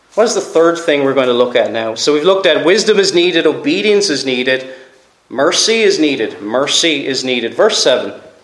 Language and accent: English; Cork, Munster, Ireland; moved away; I'm from Cork originally